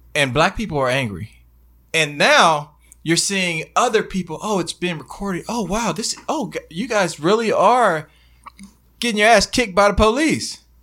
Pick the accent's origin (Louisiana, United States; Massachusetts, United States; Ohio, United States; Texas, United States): Texas, United States; Dallas; I'm from Dallas